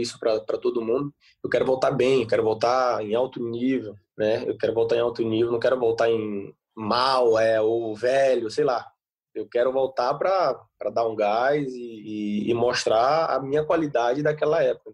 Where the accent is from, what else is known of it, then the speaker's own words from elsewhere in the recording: Brazil; moved away as an adult; now in Bordeaux, France; eu sou brasileiro, cultura diferente, começo difícil, adaptação, mas hoje eu já estou quatro anos aqui